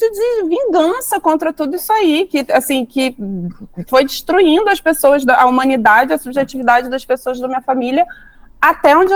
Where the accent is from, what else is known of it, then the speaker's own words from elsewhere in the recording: Rio de Janeiro, Brazil; born there; Eu sou nascida no Rio.